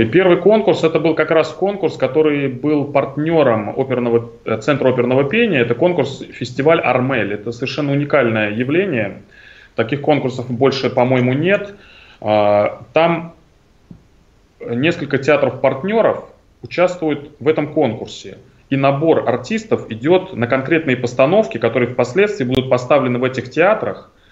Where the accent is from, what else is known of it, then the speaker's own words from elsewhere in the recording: Tashkent, Uzbekistan; now in Moscow, Russia; я родился в Ташкенте